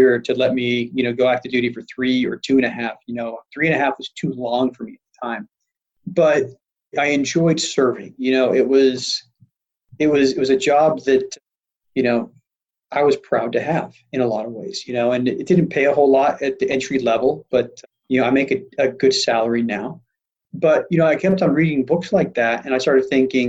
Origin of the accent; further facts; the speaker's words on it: Salt Lake City, Utah, United States; I grew up in Salt Lake City and I was not part of a wealthy family